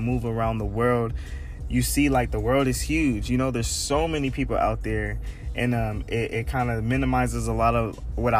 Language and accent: English; San Diego, California, United States; my hometown, San Diego